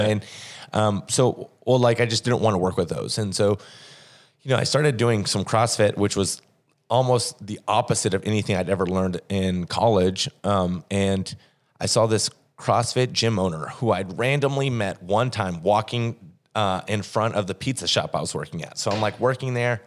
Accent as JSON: {"language": "English", "region": "Oklahoma", "country": "United States", "tie": "born or raised there", "also_born_or_lived": "Fort Smith, Arkansas / Tulsa, Oklahoma / Columbia, Missouri / San Diego, California", "moved": "as an adult", "lives_now": "St. Louis, United States", "said": "from Oklahoma."}